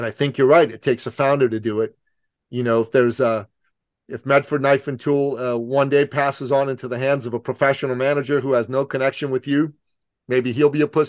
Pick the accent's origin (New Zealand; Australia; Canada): Canada; Even though I'm a Canadian, I'm the most American Canadian you're going to meet.